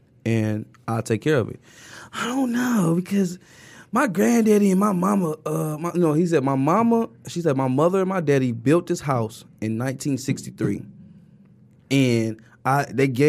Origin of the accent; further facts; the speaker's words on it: Detroit, Michigan, United States; moved away as an adult; I call myself the Lost King because I moved out when I was 18.